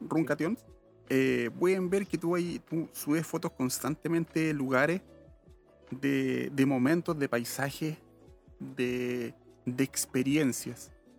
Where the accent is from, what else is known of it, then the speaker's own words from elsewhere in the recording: Santiago, Santiago Metropolitan Region, Chile; somos santiaguinos y vivimos en un sector céntrico